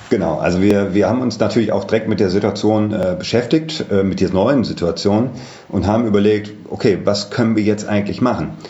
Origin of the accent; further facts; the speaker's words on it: Düsseldorf, North Rhine-Westphalia, Germany; born there; ich bin 43 Jahre alt, äh, gebürtig aus Düsseldorf, auch hier in Düsseldorf wohnt